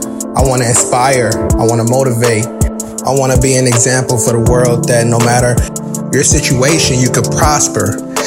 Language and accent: English; Oakland, California, United States; I'm from Oakland, California.